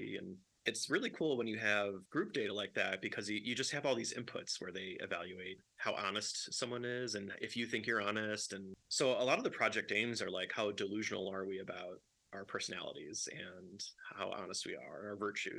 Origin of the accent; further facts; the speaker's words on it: Chicago, Illinois, United States; I grew up in Chicago, and I worked in a bar when I was a teenager